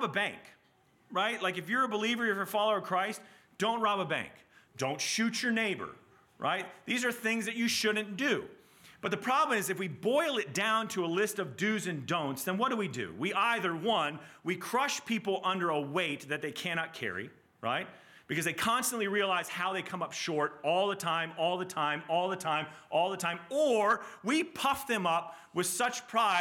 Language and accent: English; Southeast, United States; I grew up in the Southeast in a Southern Baptist church